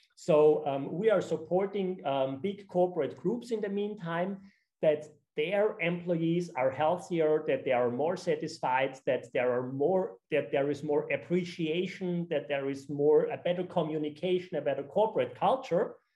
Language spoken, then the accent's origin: English; Austria; now in Sardinia, Italy; I'm originally from Austria